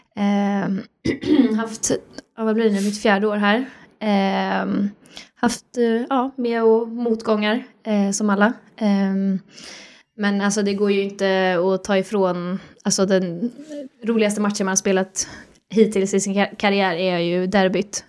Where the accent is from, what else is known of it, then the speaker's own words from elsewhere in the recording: Sollentuna, Stockholm County, Sweden; jag kommer ju från Sollentuna